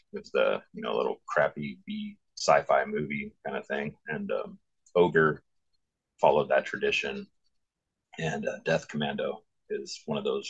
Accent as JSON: {"language": "English", "town": "Santa Clara", "region": "California", "country": "United States", "tie": "born or raised there", "moved": "as an adult", "lives_now": "Washington, United States", "said": "I was born Santa Clara, California. And moved up to Washington like 27 years later"}